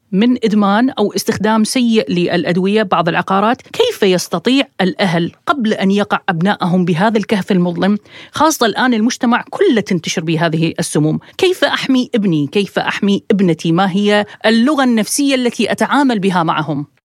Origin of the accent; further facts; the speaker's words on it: Iraq; accent: Iraqi; بلهجتنا العراقية